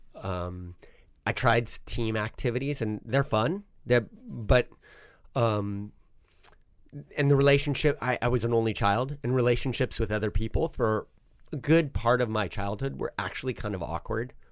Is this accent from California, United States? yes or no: yes; Southern California, United States; also born or lived in Switzerland; I grew up in Southern California